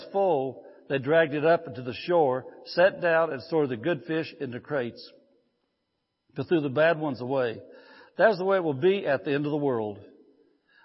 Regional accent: Indiana, United States; moved away as an adult; I grew up in a fishing family. We grew up back in Indiana. I grew up. I lived there 54 years, so I guess I did grow up there.

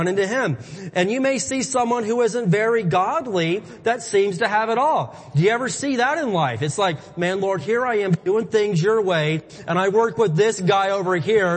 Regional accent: Midwest, United States; moved away; I'm from the Midwest.

